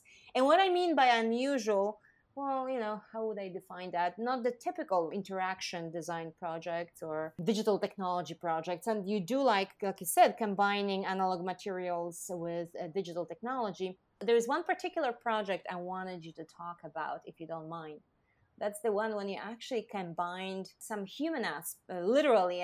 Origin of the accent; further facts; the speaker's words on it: Poland; moved away as an adult; now in United States; I was from Poland.